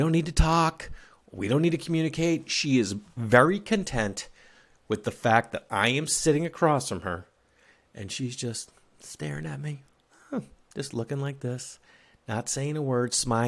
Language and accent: English; Massachusetts, United States; now in Los Angeles, United States; I'm in Los Angeles. Third of all, I grew up in Massachusetts